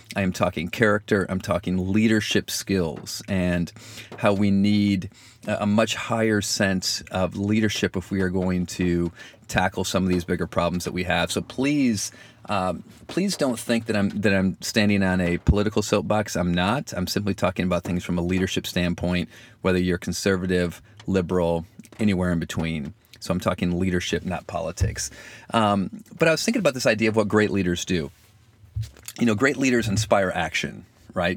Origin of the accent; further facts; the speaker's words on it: Michigan, United States; accent: Michigan; my Michigan accent